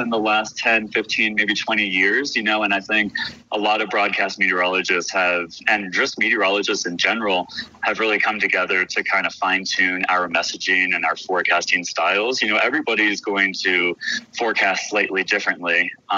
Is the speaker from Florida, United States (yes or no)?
yes; just north of West Palm Beach, South Florida, United States; I grew up in South Florida on the East Coast, just north of West Palm Beach